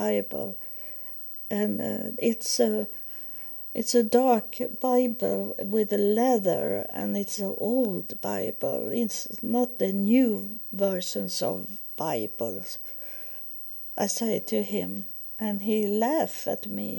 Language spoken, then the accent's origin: English; Sweden; English is a second language; moved away as an adult; I was from Sweden